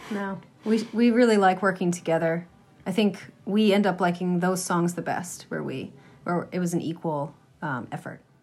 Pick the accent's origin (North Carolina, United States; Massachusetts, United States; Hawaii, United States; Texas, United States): Massachusetts, United States; Franklin; also born or lived in Boston; I grew up in Franklin, Massachusetts, and uh, moved to Boston